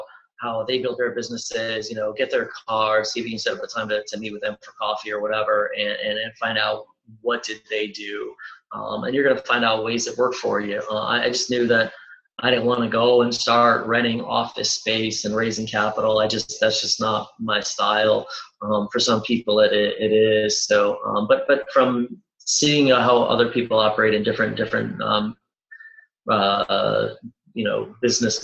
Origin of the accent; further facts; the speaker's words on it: Cleveland, Ohio, United States; I'm originally from Cleveland